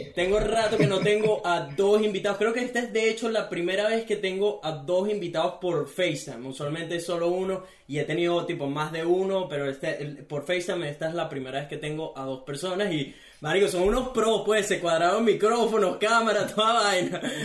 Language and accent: Spanish; Venezuela; now in Gold Coast, Australia; soy un venezolano que vive en Gold Coast, Australia